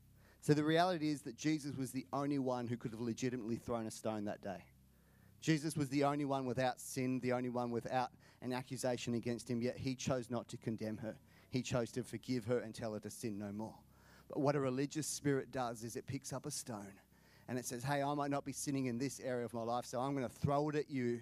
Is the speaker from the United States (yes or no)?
no; India; born there; Not bad for someone born in India. It's true. I was born in India. Got a Canadian mum, Australian dad.